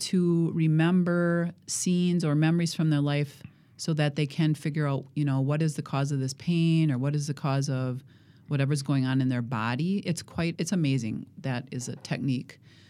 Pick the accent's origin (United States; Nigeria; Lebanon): United States; Watertown; Well, I grew up in Watertown. So Watertown is west of here, probably half an hour.